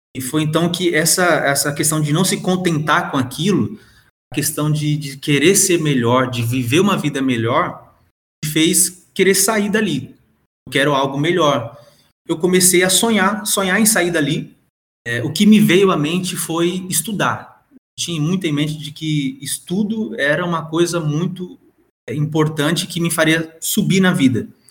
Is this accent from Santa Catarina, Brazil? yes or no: no; São Paulo, Brazil; also born or lived in João Pessoa, Paraíba; now in Passo Fundo, Brazil; Então eu nasci em João Pessoa, mas praticamente eu, eu me criei em São Paulo, né? Alguns anos lá.